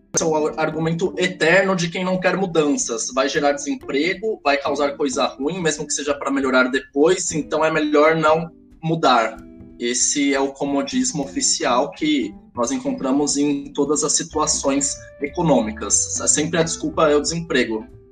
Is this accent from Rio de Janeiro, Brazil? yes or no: no; São Paulo, Brazil; nós aqui somos de São Paulo